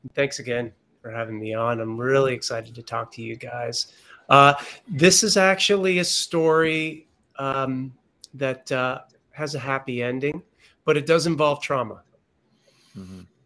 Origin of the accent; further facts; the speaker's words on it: Connecticut, United States; moved away as an adult; also born or lived in San Diego, California; I was born and raised here in Connecticut, came back this summer